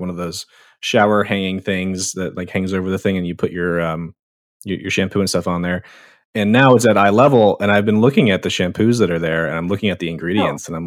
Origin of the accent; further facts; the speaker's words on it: East Coast, United States; I grew up on the East Coast